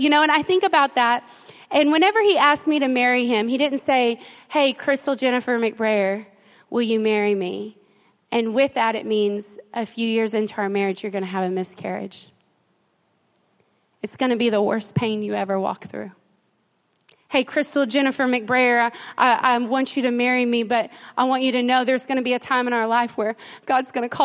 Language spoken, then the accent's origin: English; Silver Springs, United States; moved away; also born or lived in Royse City, Texas; I was raised in Silver Springs